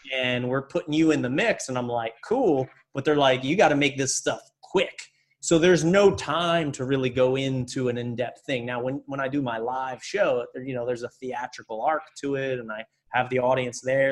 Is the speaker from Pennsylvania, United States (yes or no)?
yes; Reading, Pennsylvania, United States; I grew up in Reading, Pennsylvania.